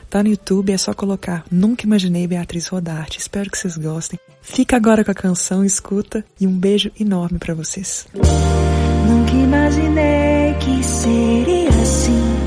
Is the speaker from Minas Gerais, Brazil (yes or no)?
yes; Minas Gerais, Brazil; aqui na minha terra, Minas Gerais